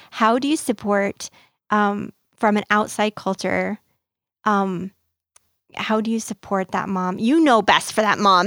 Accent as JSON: {"language": "English", "country": "United States", "said": "we as the American culture"}